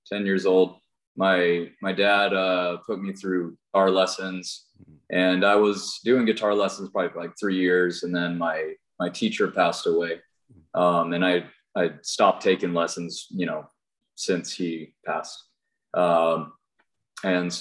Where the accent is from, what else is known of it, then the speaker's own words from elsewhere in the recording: Wenatchee, Washington, United States; I was born here in Wenatchee, Washington.